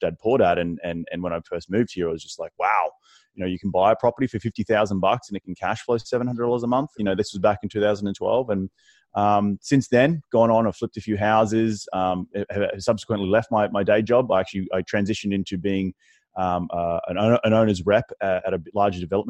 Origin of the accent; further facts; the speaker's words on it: Australia; moved away as an adult; also born or lived in New York City; now in United States; my weird accent, originally from Australia, moved to the United States back in 2012, moved here for love.